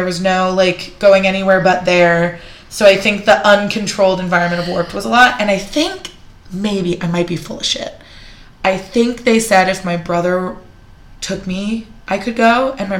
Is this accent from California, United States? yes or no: yes; San Jose, California, United States; where I grew up in San Jose.